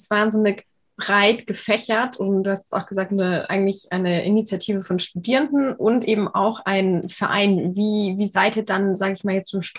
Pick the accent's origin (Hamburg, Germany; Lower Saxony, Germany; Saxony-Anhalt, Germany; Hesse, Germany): Hamburg, Germany; moved away as an adult; also born or lived in Innsbruck; now in Tübingen, Germany; 24 Jahre alt. Ich komme ursprünglich aus Hamburg